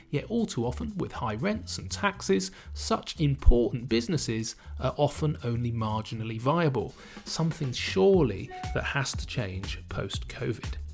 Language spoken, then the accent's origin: English; Bournemouth, South West England, United Kingdom; he runs a couple of awesome local venues in my hometown of Bournemouth